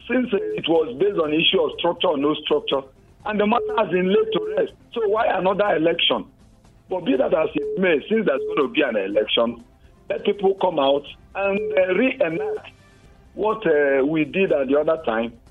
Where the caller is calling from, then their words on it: Jos, Plateau, Nigeria; I'm calling you from Jos.